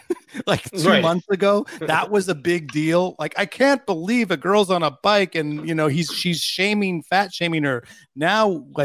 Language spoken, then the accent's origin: English; United States; moved away as an adult; now in Sweden; I'm an American Swede.